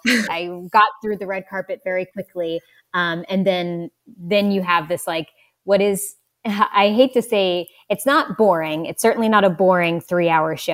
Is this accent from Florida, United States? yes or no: no; West Virginia, United States; I'm from West Virginia